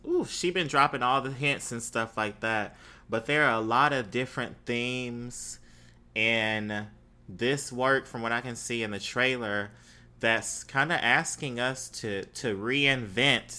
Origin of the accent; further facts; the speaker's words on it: Mississippi, United States; moved away; growing up in Mississippi